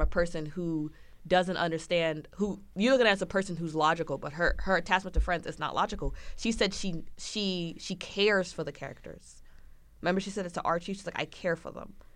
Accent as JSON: {"language": "English", "country": "United States", "said": "I am American"}